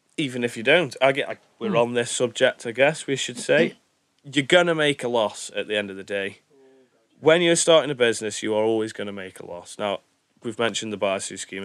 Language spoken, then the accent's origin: English; Stoke-on-Trent, West Midlands, United Kingdom; we're from Stoke. We know Stoke.